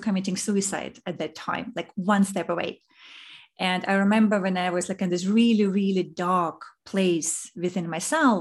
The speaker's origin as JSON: {"language": "English", "region": "Saint Petersburg", "country": "Russia", "tie": "born or raised there", "also_born_or_lived": "Zurich / New York", "moved": "as an adult", "lives_now": "Singapore", "said": "I was born in Russia in St. Petersburg, and this is where I grew up. And then when I was 21, I left"}